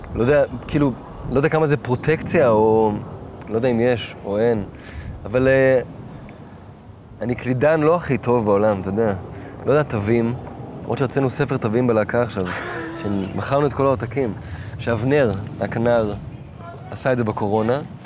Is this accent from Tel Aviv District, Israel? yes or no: yes; Tel Aviv, Tel Aviv District, Israel; אבל אני לא גדלתי בלינה משותפת, גדלתי בדיזנגוף